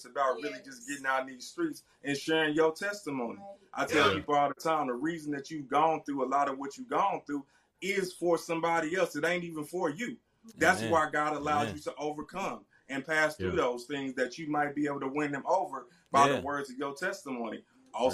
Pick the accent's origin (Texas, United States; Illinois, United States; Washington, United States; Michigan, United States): Illinois, United States; Centralia; Illinois, my hometown.